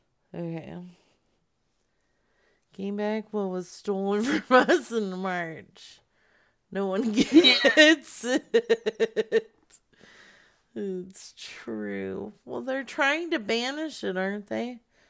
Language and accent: English; Arizona, United States; moved away; I'm from Arizona